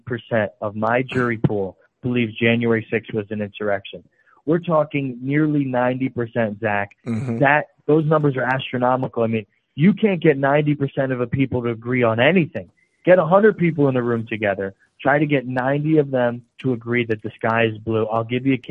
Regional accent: New York, United States; my home state of New York. Even there in upstate New York

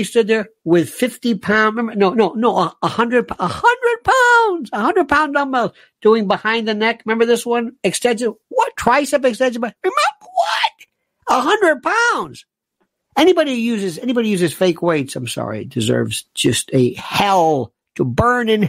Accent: United States; I'm an American

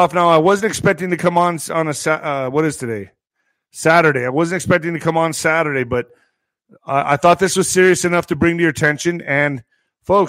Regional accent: United States; I'm doing my job as an American citizen, as an American patriot

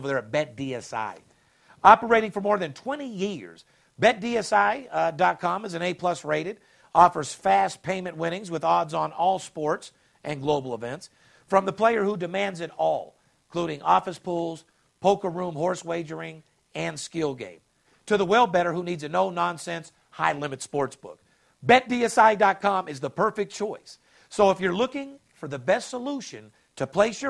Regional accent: Las Vegas, Nevada, United States; born and raised in Las Vegas, myself, guy that's been in it for 30 years

